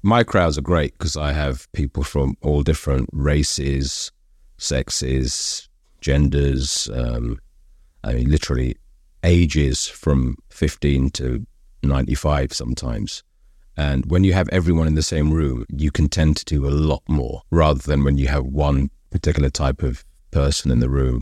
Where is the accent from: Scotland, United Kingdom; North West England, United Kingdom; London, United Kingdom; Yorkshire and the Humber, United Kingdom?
London, United Kingdom; I'm Brit, I was born in London.